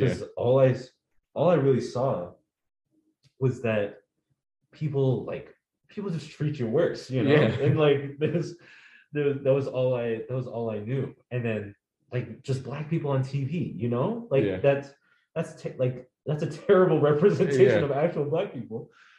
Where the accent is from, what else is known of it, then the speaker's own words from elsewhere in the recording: United States; also born or lived in Bellingham, Washington; I was born in America and I've lived here all my life